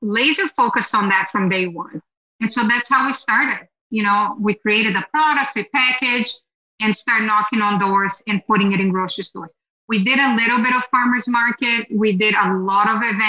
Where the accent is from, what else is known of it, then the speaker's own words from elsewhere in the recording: Brazil; now in United States; I grew up in Brazil eating Brazilian cheese bread